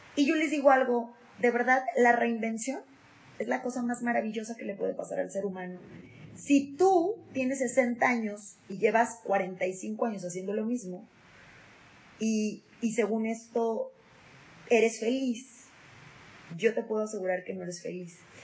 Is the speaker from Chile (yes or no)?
no; Mexico; nosotros somos mexicanos y el mexicano es sociable por naturaleza